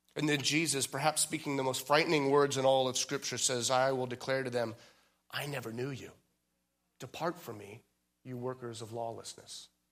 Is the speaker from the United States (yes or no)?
yes; outside of San Francisco, California, United States; I was born outside of San Francisco